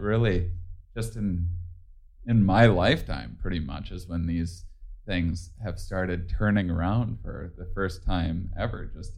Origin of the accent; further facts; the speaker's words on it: Wisconsin, United States; I'm from Wisconsin